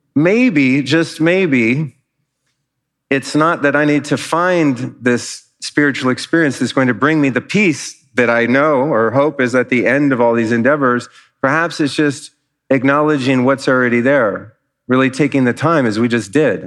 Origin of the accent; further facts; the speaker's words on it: Los Angeles, California, United States; now in Austin, United States; I'm from Los Angeles. We don't really have weather.